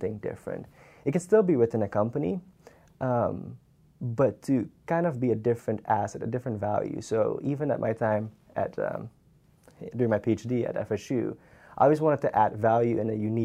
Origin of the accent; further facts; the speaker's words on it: Suriname; first language Dutch; English is a second language; moved away as an adult; now in Tallahassee, United States; I'm from Suriname, South America.